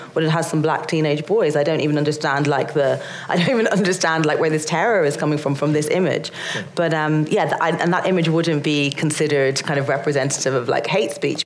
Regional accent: Ireland; being Irish and not being white

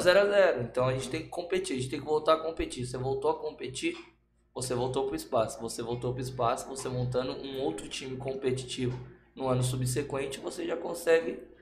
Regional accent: São Paulo, Brazil; now in Osasco, Brazil; Sou daqui, criado, nasci e criado aqui no Rio Pequeno também. Mas hoje eu moro pro lado de Osasco.

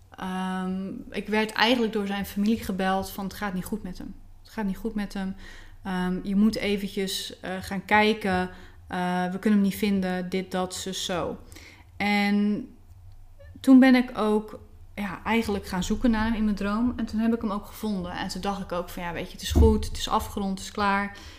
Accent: Bleiswijk, South Holland, Netherlands; Ik ben opgegroeid in een plaatsje tussen Rotterdam en Den Haag. Dat heet Blijswijk.

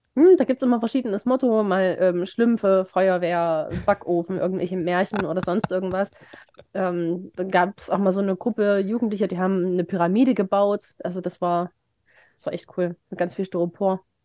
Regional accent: Remschütz, Thuringia, Germany; die Kirmes in Remschitz. In, in, meiner, in meinem Heimatdorf

